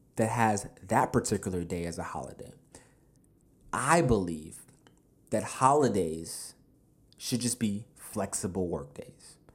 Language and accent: English; United States; I was born here in America as well